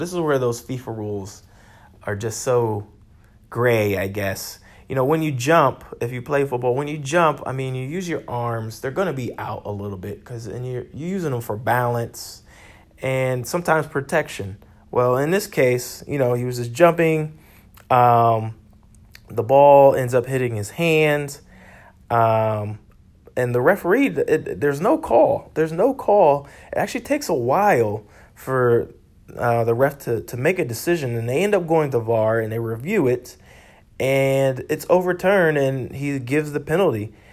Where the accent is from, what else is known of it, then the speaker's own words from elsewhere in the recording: United States; I'm an American